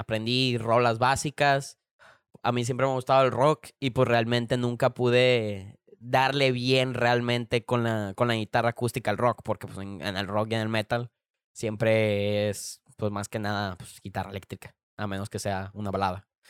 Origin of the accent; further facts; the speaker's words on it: Culiacán, Sinaloa, Mexico; aquí de, de, Culiacán, de donde yo soy